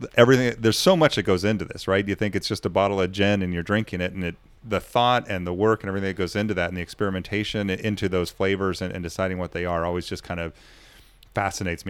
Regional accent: United States; I'm American

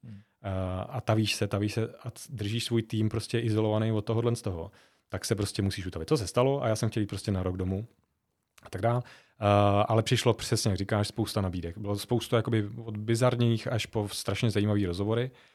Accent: Žatec, Ústí nad Labem Region, Czechia; moved away; also born or lived in Zlín; jsem hrdý na to, že jsem ze Sudet, uh, a zvlášť jako ze Žatce, z města, který, je, který má velmi smutnou uh, minulost, uh, i, i, i radostnou, i smutnou a vlastně já jsem vyrost v té jakoby post smutný

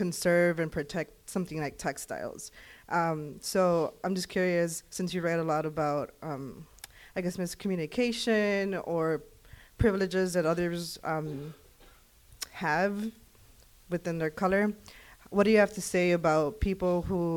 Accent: Chicago, Illinois, United States; I'm an artist and educator from Chicago. I'm from Pilsen

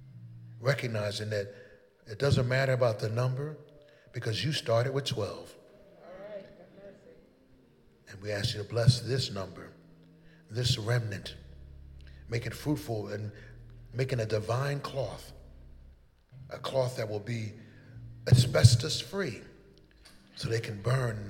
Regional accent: Philadelphia, Pennsylvania, United States; moved away as an adult; also born or lived in Los Angeles; Philadelphia, where I'm from, and born and raised in West Philadelphia.

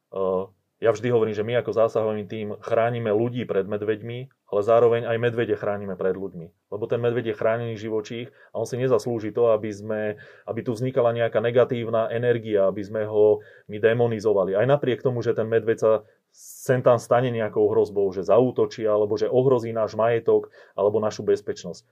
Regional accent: central Slovakia, Slovakia; ja pochádzam zo stredného Slovenska

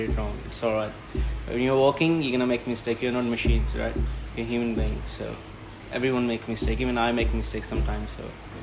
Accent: India; moved away as an adult; now in Australia; I'm from India, so I've been growing up eating Indian food

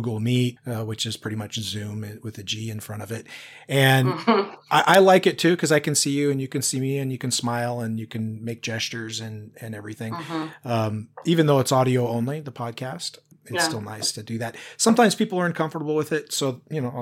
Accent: Washington, United States; now in Oregon, United States; I'm from Washington originally

